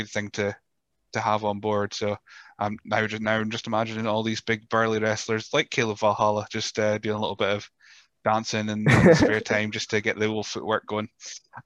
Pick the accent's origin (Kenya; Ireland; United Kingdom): United Kingdom; Rothes, Scotland; I grew up in Rothes, and Elgin was the big city.